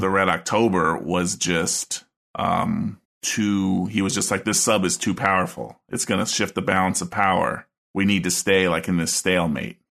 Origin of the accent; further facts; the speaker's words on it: United States; I'm American and grew up in the eighties